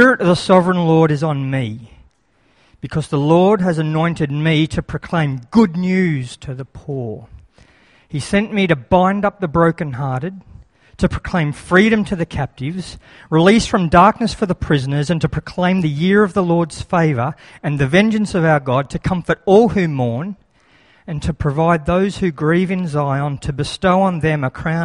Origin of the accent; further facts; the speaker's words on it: Lismore, New South Wales, Australia; moved away as an adult; also born or lived in Alstonville, Australia; now in Brisbane, Australia; I was born in Lismore Base Hospital. I was dedicated 7 days later in Lismore Baptist Church. I went to Lismore Primary School, Wallingbar Public School, Alstonville High School.